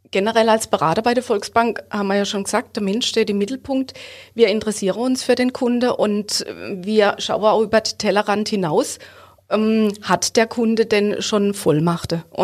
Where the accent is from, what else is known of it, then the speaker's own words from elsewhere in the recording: Hofweier, Baden-Württemberg, Germany; Ich komme aus Hofweier.